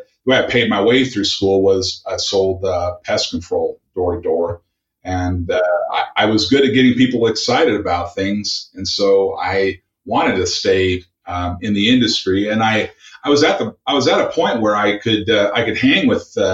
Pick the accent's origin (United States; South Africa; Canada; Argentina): United States; the Northwest, Pacific Northwest; I grew up in the Northwest. My father was a Microsoft employee.